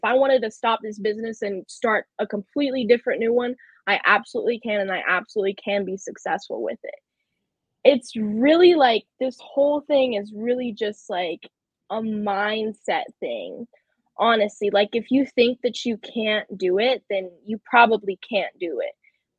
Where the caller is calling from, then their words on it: Charlotte, North Carolina, United States; I'm from Charlotte, North Carolina.